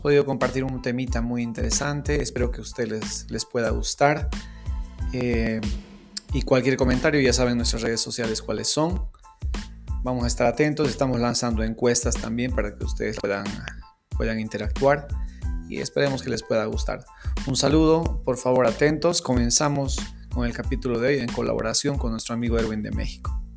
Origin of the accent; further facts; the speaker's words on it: Tarija, Bolivia; soy de Bolivia, de la ciudad de Tarija